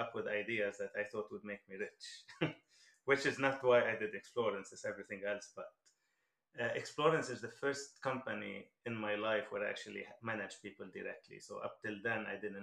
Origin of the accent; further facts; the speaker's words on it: Lebanon; moved away; I'm originally from Lebanon, so I lived the whole Lebanese war.